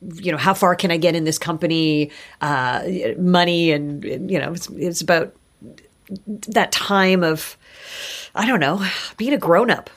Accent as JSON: {"language": "English", "town": "Kitchener", "region": "Ontario", "country": "Canada", "tie": "born or raised there", "also_born_or_lived": "Toronto", "said": "my first memories are in Kitchener. I was born in Toronto, but we, um, my mom went back to university. She went to the University of Waterloo"}